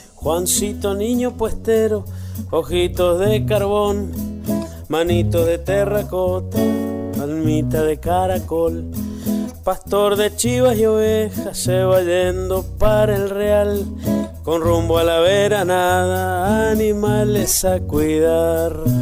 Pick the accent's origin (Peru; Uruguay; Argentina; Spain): Argentina; Ranquil Norte, Mendoza; de Ranquil Norte, Malargüe, Mendoza